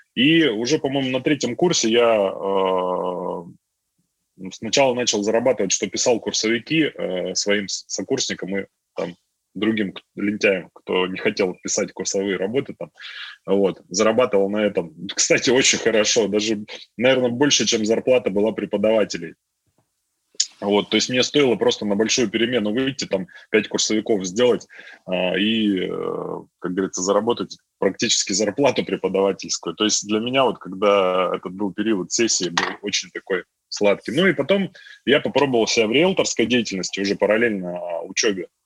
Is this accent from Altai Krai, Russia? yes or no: yes; a village in Altai Krai, Russia; moved away as an adult; also born or lived in Tomsk; я сам родился в деревне в Алтайском крае